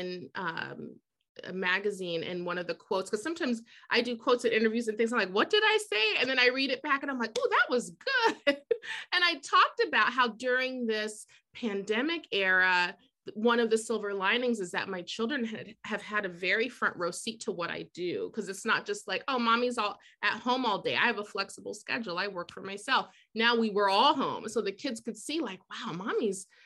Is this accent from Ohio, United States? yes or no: yes; Columbus, Ohio, United States; moved away as an adult; also born or lived in New York City / New Hampshire; now in Boston, United States; growing up in Columbus, Ohio, where I'm from